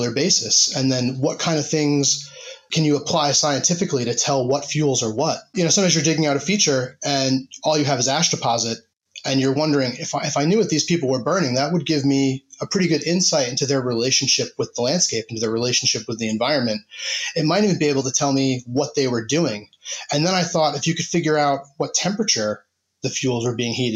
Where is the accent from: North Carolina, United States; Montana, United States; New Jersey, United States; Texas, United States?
New Jersey, United States; moved away as an adult; now in Bradford, United Kingdom; I'm originally from New Jersey, and now I live in the city of Bradford in the UK in West Yorkshire